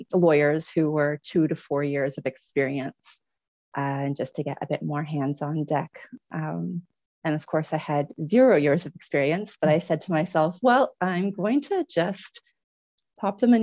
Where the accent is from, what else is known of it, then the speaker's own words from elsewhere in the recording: Canada; moved away as an adult; also born or lived in London / São Paulo / Dubai; now in Paris, France; I grew up in Canada. To parents who had immigrated to Canada from Tunisia and Lebanon. So that's where the accent's from.